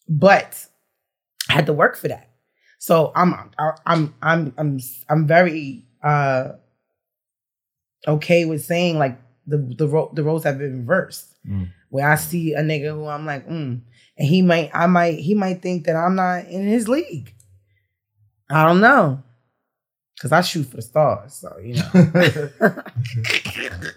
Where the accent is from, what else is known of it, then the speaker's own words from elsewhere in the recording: New York, United States; I'm from New York